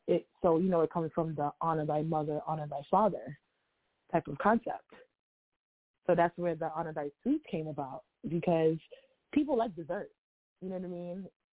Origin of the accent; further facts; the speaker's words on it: New York City, New York, United States; I am born and raised in Harlem, New York.